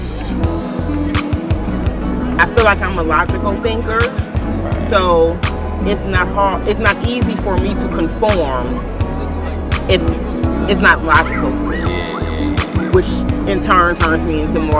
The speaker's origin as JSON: {"language": "English", "town": "Toledo", "region": "Ohio", "country": "United States", "tie": "born or raised there", "also_born_or_lived": "Indianapolis, Indiana", "moved": "yes", "said": "I'm born and raised in Toledo, Ohio, but also was raised and spent a lot of time in Indianapolis"}